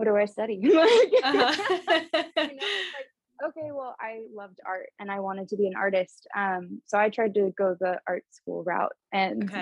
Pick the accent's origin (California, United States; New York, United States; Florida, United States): California, United States; Orange County; now in San Francisco, United States; I'm from Orange County, California